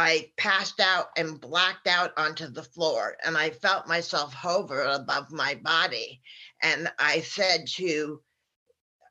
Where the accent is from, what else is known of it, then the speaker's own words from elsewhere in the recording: New York, United States; when I was growing up in New York